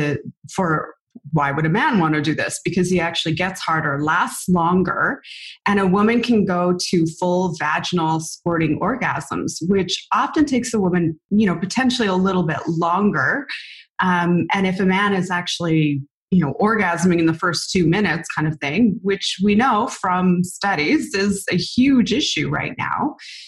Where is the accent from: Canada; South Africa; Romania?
Canada; we're Canadian